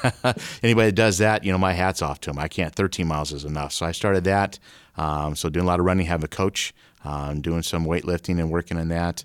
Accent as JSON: {"language": "English", "town": "Omaha", "region": "Nebraska", "country": "United States", "tie": "born or raised there", "also_born_or_lived": "Iowa", "moved": "as an adult", "said": "I grew up in Omaha"}